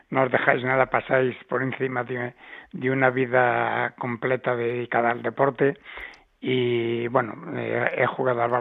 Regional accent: Ourense, Galicia, Spain; now in Madrid, Spain; No es lo mismo vivir en Orense que vivir en Madrid, ¿no?

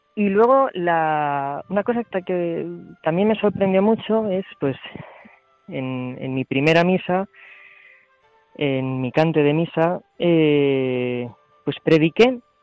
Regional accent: Cuenca, Castilla-La Mancha, Spain; moved away as an adult; now in Madrid, Spain; yo soy de Cuenca

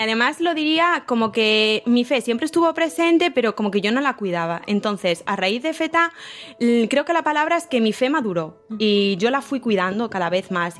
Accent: A Coruña, Galicia, Spain; now in Santiago de Compostela, Spain; yo soy de Coruña, eh, estudié en el colegio Hijas de Cristo Rey

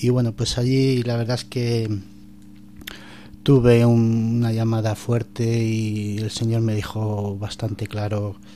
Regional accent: Madrid, Community of Madrid, Spain; now in Coria, Spain; Soy de Madrid.

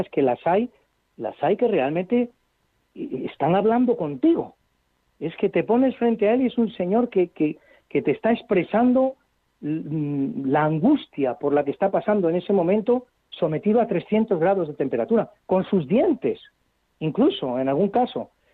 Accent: Madrid, Community of Madrid, Spain; para los que somos madrileños

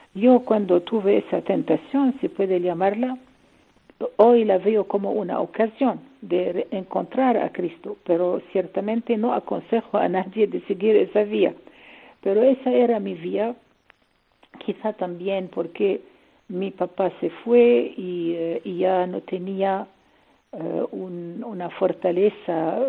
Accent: Lebanon; Spanish is a second language; moved away; also born or lived in Syria; Mi madre es libanesa y yo nací en Líbano y tengo la nacionalidad libanesa.

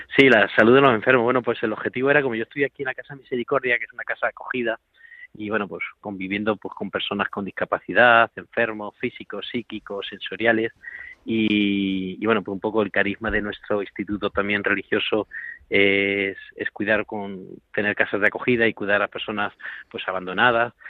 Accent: a village in Toledo, Castilla-La Mancha, Spain; moved away; yo soy de Toledo, de un pueblo de Toledo

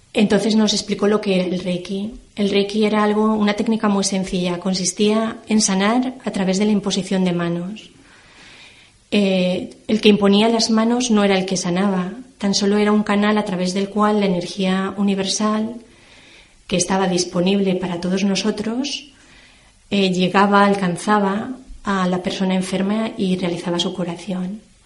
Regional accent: Valencia, Valencian Community, Spain; also born or lived in Terrassa, Catalonia; yo nací en Tarrasa y a la edad de cinco años mi familia se trasladó a vivir a Valencia, que es donde actualmente resido.

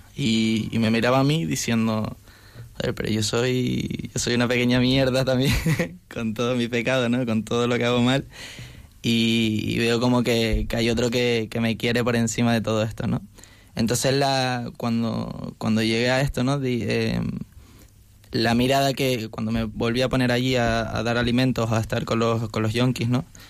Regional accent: Canary Islands, Spain; moved away as an adult; now in Madrid, Spain; soy de, Canarias y estudio en un piso universitario

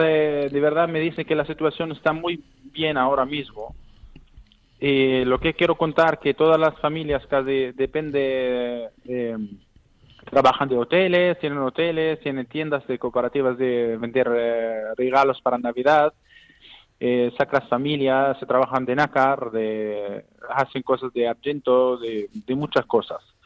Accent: Bethlehem, West Bank, Palestine; Spanish is a second language; moved away as an adult; now in Spain; yo soy de Belén

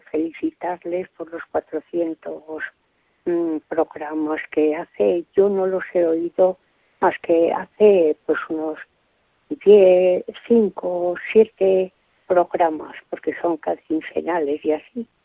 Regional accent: Villalpando, Castile and León, Spain; now in Badajoz, Spain; Yo no soy mm. de Badajoz, vivo en Badajoz, soy de Villalpando, un pueblo de Zamora. Quiere decir que soy de tierra adentro

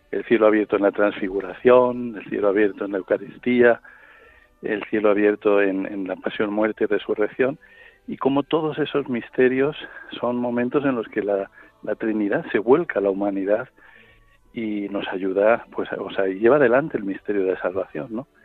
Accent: Cuenca, Castilla-La Mancha, Spain; moved away as an adult; also born or lived in La Pampa, Argentina / Madrid; soy un sacerdote de Cuenca

